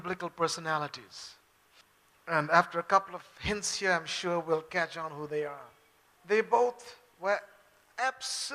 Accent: Bangalore, Karnataka, India; also born or lived in Chennai; I am a Bangalore Babu. Okay, I grew up from here

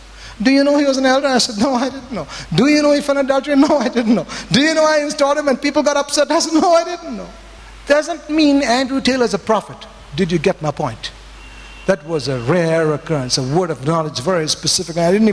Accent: Bangalore, Karnataka, India; Now, here's my background. I came from Bangalore, teaching in cottons, worship leader, Wednesday night Bible study

